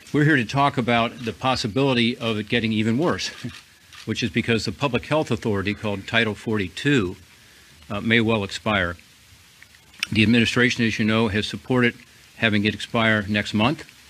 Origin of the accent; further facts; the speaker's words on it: Ohio, United States; my home state of Ohio